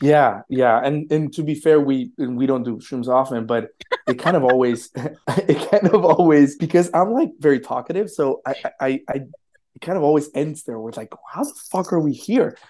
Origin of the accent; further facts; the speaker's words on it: Colombia; now in New York, United States; I'm an immigrant from Colombia